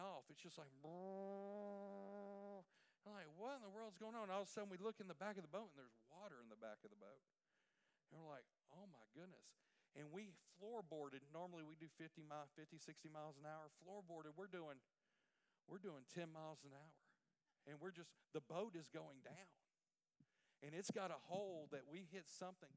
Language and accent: English; Port Arthur, Texas, United States; I'm from Port Arthur, the capital of Louisiana, but it's in Texas